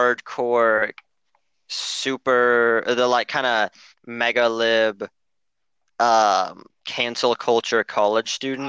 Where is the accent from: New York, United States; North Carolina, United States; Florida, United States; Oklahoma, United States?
Oklahoma, United States; Because hi, I'm from Oklahoma.